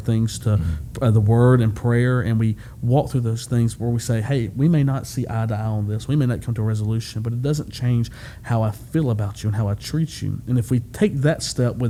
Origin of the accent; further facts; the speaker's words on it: Alabama, United States; I'm from Alabama